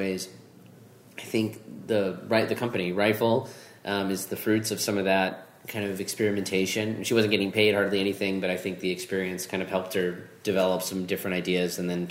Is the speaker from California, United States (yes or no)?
no; Orlando, Florida, United States; I grew up here in Orlando